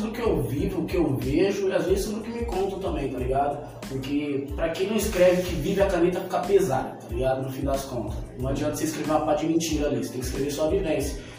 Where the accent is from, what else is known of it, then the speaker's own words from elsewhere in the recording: São Paulo, Brazil; E, porra, é muito foda, porque eu cresci no Sapé, né? Eu estudava no Roberto Lange e o Sapé era do lado, eu sempre colava e tal.